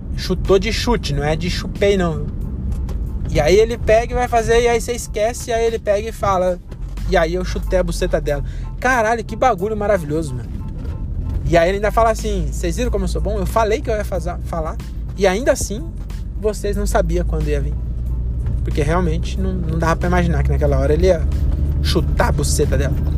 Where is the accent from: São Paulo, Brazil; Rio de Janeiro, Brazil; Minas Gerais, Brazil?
São Paulo, Brazil; Cajamar; sou de Cajamar